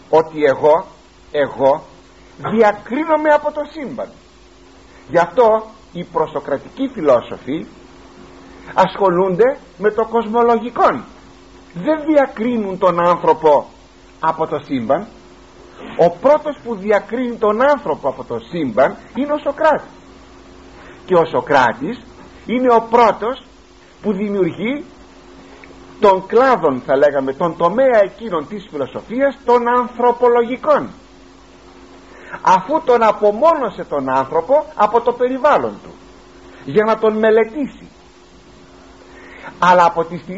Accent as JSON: {"language": "Greek", "country": "Greece", "said": "είμαι Έλληνας αυτή τη στιγμή και μάλιστα Έλληνας χριστιανός"}